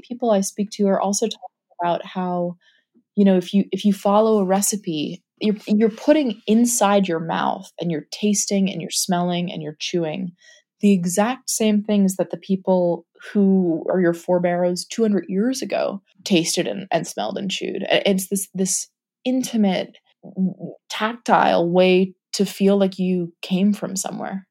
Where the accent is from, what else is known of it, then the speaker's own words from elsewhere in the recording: New York, United States; I grew up in New York. We both live in New York